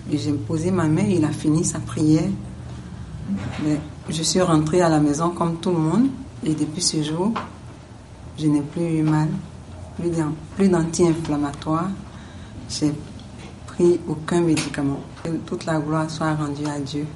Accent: Côte d’Ivoire; je suis originaire de la Côte d'Ivoire

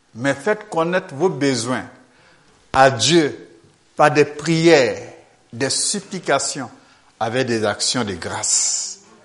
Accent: Côte d’Ivoire; Je viens de la Côte d'Ivoire.

